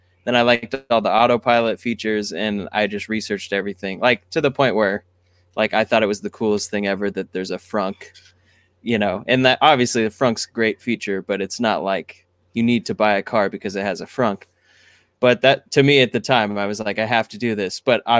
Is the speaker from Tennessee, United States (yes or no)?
no; San Diego, California, United States; also born or lived in Texas / Washington / Oregon; now in Los Angeles, United States; I was born in Texas, and I grew up in Washington, Oregon, and then San Diego.